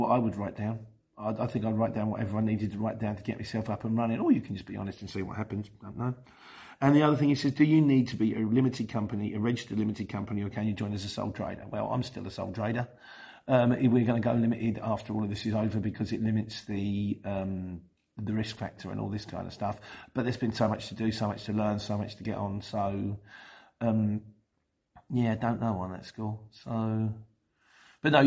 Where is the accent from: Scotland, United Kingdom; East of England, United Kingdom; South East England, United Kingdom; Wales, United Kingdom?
East of England, United Kingdom; Luton; I'm not a Cockney. I was born in Luton